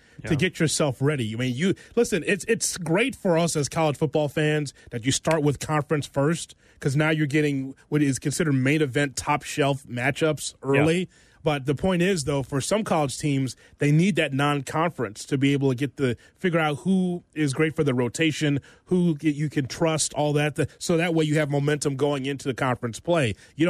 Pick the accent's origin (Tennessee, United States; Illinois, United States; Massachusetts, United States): Illinois, United States; Chicago; accent: Midwestern; I'm from Chicago.